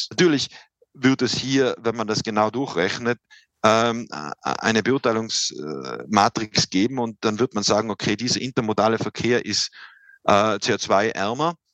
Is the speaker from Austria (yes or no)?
yes; Silz, Tyrol, Austria; ist ein, kleiner Moorsee im Tiroler Oberland, äh, ähm, ganz in der Nähe meiner Heimatgemeinde Silz.